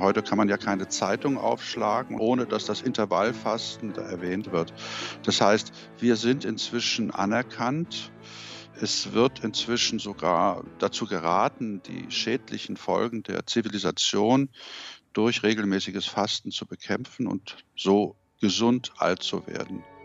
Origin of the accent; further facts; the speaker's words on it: Germany; moved away; also born or lived in United Kingdom; wir Deutsche